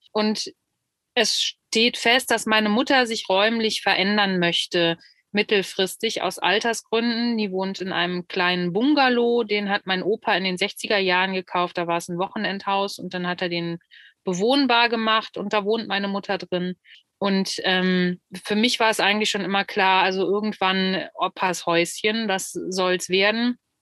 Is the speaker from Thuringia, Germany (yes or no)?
no; Solingen, North Rhine-Westphalia, Germany; kommen wir beide, da spreche ich für uns beide jetzt äh, akut gerade aus Solingen